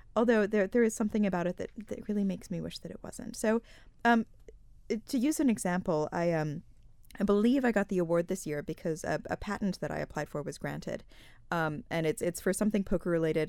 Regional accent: United States; moved away as an adult; also born or lived in Malta; now in Isle of Man; I'm from the States originally, although I have lived here for the past seven years.

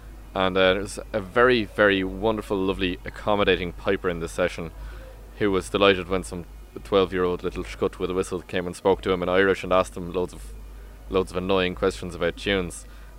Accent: Berlin, Germany; born there; I'm German on my mother's side. I was born in Berlin, for the lovely listeners who didn't know this before. That's where I was born.

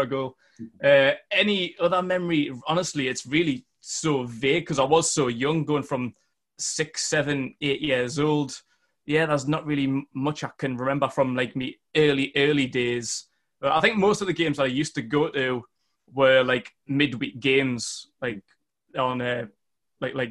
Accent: Northumberland, North East England, United Kingdom; accent: Geordie; I'm from Northumberland, from a small town about 10 miles north of Newcastle

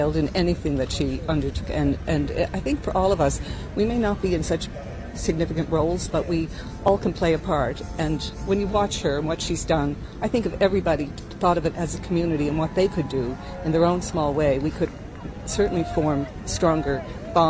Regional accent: St. John's, Newfoundland and Labrador, Canada; I'm from St. John's, Newfoundland, and in Newfoundland, we're a very big English influence

